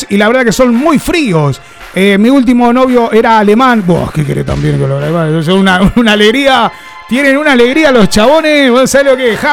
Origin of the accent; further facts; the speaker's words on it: Mar del Plata, Buenos Aires Province, Argentina; now in Barcelona, Spain; Eh, soy de Barcelona, aunque soy argentina de Mar del Plata. Llevo 15 años viviendo en España.